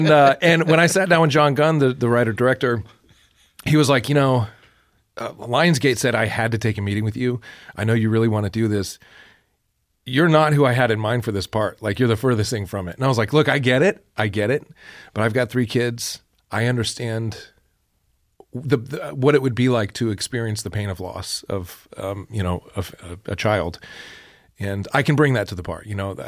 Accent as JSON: {"language": "English", "town": "Niceville", "region": "Florida", "country": "United States", "said": "Niceville, Florida is"}